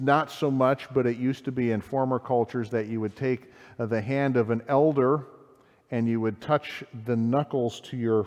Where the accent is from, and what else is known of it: United States